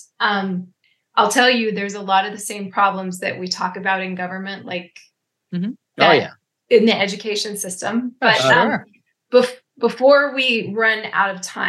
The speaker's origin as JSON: {"language": "English", "region": "Utah", "country": "United States", "tie": "born or raised there", "said": "I grew up in Utah, so I grew up that way"}